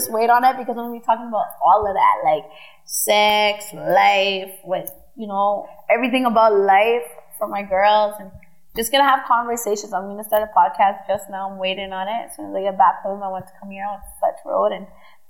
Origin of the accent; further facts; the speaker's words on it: Vancouver, British Columbia, Canada; I'm from Vancouver.